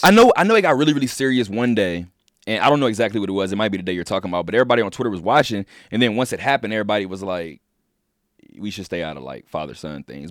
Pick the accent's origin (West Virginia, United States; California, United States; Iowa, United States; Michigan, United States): California, United States; Inglewood; I'm from Inglewood, California